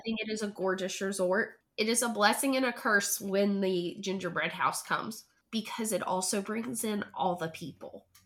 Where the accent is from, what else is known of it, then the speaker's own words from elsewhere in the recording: Hendersonville, North Carolina, United States; moved away as an adult; now in Charlotte, United States; I was also born and raised there.